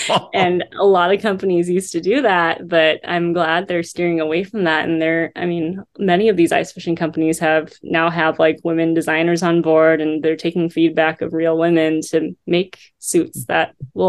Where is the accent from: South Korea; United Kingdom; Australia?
South Korea; born there; You know, I was born in South Korea.